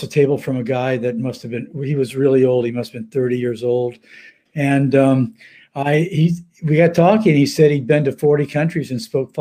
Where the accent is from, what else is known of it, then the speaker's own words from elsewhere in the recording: Palm Springs, California, United States; I grew up in Palm Springs. That's my hometown